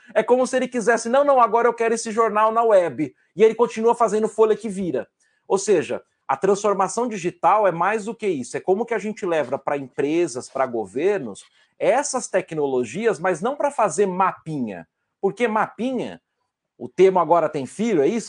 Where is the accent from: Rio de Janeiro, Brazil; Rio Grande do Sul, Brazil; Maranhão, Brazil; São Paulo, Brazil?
São Paulo, Brazil; São Carlos; also born or lived in Rio Claro; sendo São Carlense